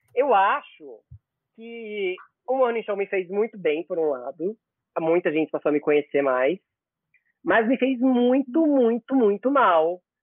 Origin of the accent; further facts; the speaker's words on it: interior of Pernambuco, Brazil; also born or lived in Recife; now in São Paulo, Brazil; eu nasci no Recife, mas eu cresci numa cidade no interior de Pernambuco